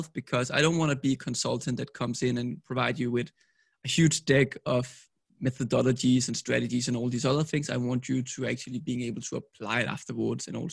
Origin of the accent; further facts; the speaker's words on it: Copenhagen, Capital Region of Denmark, Denmark; I'm from Copenhagen, Denmark.